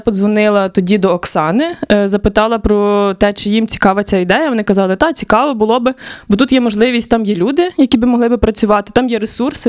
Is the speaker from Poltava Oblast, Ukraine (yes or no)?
no; Khmelnytskyi Oblast, Ukraine; also born or lived in Kharkiv; now in Lviv, Ukraine; сама я родом з Хмельницької області, я не є львів'янкою